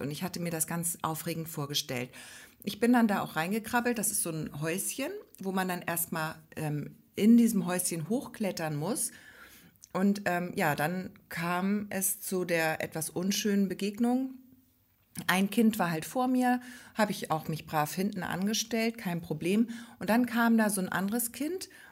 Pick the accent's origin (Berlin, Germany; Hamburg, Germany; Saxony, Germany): Hamburg, Germany; also born or lived in Grömitz area, Schleswig-Holstein; now in Schleswig-Holstein, Germany; Ich bin ja eigentlich aus Hamburg